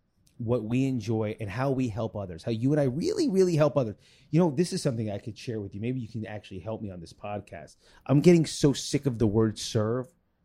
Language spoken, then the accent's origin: English; East Coast, United States; Because I didn't have your mom. I was raised on the East Coast.